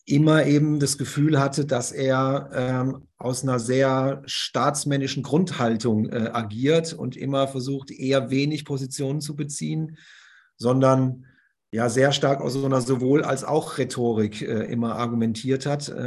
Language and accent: German; Bremen, Germany; dass man sich für die Innenstadt fast schon schämt als Bremer und Bremerin.